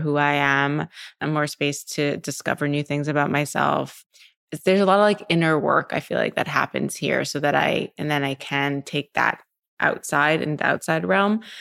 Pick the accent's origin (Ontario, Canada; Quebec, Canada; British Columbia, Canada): Quebec, Canada; Montreal; moved away as an adult; also born or lived in New York; now in Los Angeles, United States; I was from Montreal